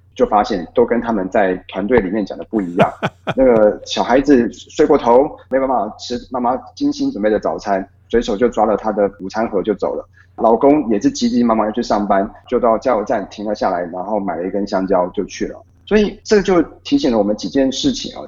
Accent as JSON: {"language": "Chinese", "country": "Taiwan", "said": "我们台湾人"}